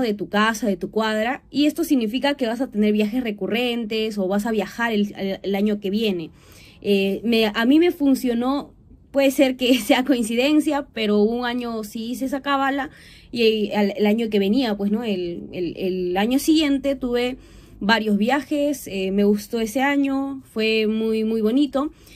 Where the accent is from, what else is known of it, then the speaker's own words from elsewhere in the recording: Huancayo, Junín, Peru; also born or lived in Lima / Chiclayo; viví la mayoría de mi infancia en esta provincia, viví 10 años, toda mi infancia realmente